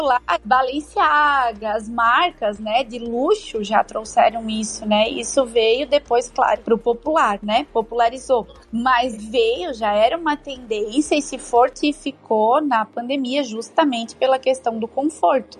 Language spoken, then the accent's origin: Portuguese; Brusque, Santa Catarina, Brazil; Eu sou de Brusque, então todo mundo conhece porque Brusque é Brusque, né? A gente fala tudo no X, então é bem sotaque